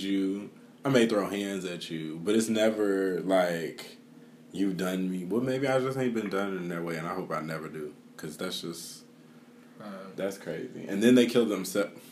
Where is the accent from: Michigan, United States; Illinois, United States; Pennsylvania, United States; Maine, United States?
Illinois, United States; Chicago; growing up in Chicago where gun violence is like a different type of gun violence